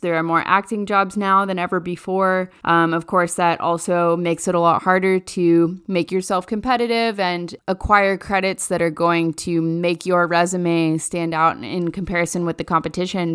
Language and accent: English; Dallas, Texas, United States; moved away; I'm from Dallas.